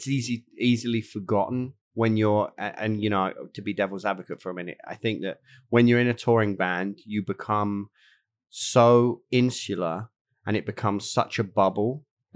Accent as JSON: {"language": "English", "region": "England", "country": "United Kingdom", "said": "As an Englishman"}